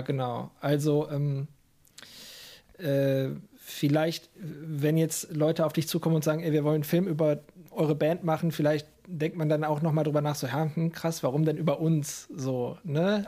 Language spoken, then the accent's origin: German; Lower Rhine area, North Rhine-Westphalia, Germany; ich komme ja, also wir kommen ja auch aus der Gegend vom Niederrhein, jetzt äh, etwas ländlicher als der Pott, aber es sind 20 Minuten nach Duisburg